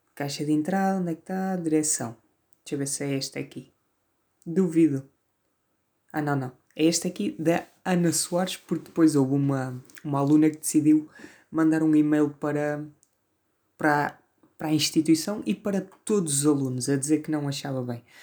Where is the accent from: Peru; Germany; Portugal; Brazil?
Portugal; Vila Maior, Norte; accent: northern, Porto-influenced; sou do Norte, sou do Norte. Até porque se, to... se nota bem aqui no meu sotaque vincado